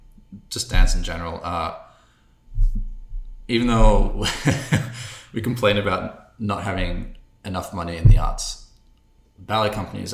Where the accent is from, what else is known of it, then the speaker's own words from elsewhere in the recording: Australia; moved away as an adult; also born or lived in London, United Kingdom / Munich, Germany; So I was born in London. We moved to Munich for like 5 years, and I started dancing flamenco, which is like a type of Spanish dance. And then we moved to Australia, and I was there until I was 18